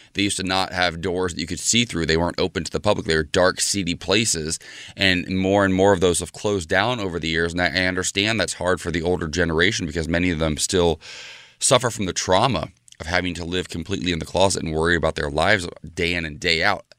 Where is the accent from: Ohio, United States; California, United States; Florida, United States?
Ohio, United States; moved away; my home state of Ohio